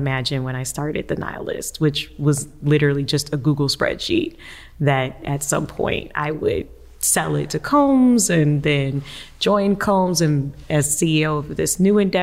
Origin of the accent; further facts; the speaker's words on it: Savannah, Georgia, United States; moved away as an adult; also born or lived in Washington, D.C. / New York; now in Atlanta, United States; I'm originally from Savannah, and I've wanted to come back to Georgia for a very long time